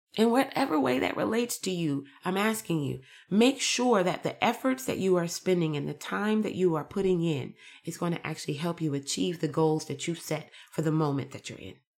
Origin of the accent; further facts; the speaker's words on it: United States; I'm American